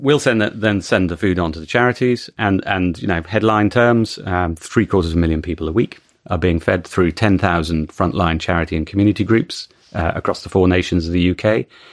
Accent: United Kingdom; as a Brit

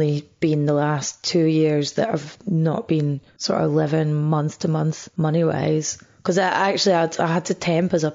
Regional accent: Scotland, United Kingdom; moved away as an adult; also born or lived in Bathgate / Edinburgh; now in England; when you're Scottish and living in England, you'll always be defined as other. Like, I get described as Scottish comedian a lot and I never grew up with a strong sense of Scottishness.

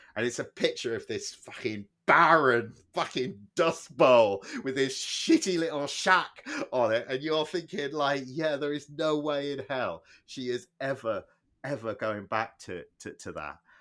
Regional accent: Plymouth, South West England, United Kingdom; moved away; we grew up in Plymouth

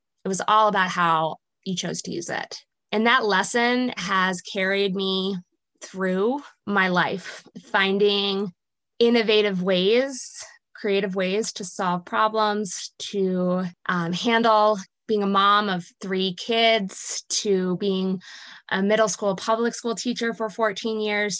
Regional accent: Princeton, New Jersey, United States; I grew up in New Jersey, right outside of Princeton, New Jersey

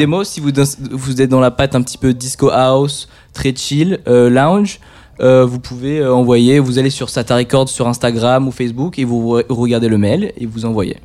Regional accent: Bordeaux, Nouvelle-Aquitaine, France; also born or lived in New York; je viens de Bordeaux de base

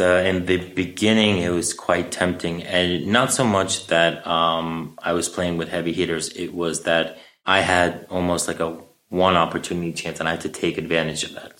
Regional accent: New York City, New York, United States; I grew up in Astoria, so I knew Astoria

